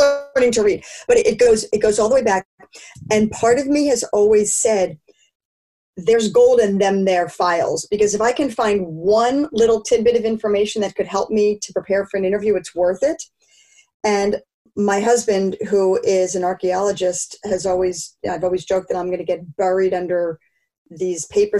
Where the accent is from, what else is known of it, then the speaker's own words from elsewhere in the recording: Philadelphia, Pennsylvania, United States; I grew up in Philadelphia